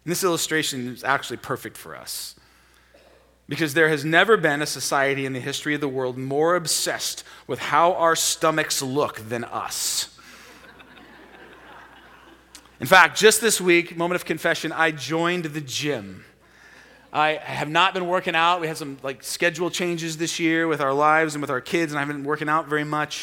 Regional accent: Portland, United States; American Portlanders

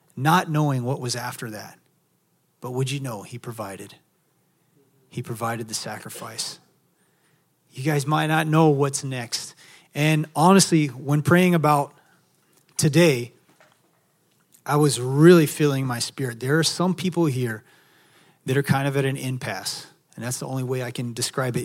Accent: Texas, United States; also born or lived in Maui, Hawaii; now in San Diego, United States; I'm from Texas

